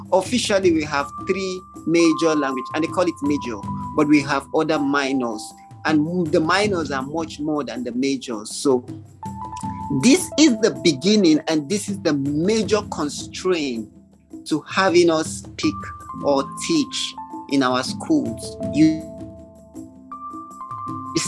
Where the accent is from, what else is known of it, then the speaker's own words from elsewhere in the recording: Kaduna State, Nigeria; also born or lived in Akwa Ibom State; I was born and bred in Kaduna State, even though I am originally from Akwa Ibom